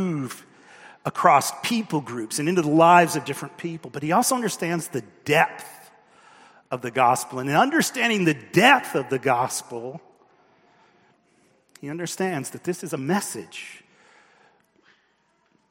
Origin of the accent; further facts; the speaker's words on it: United States; as an American